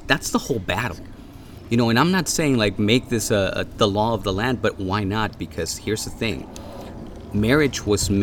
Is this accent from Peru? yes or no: no; Mexico; now in United States; I grew up in Mexico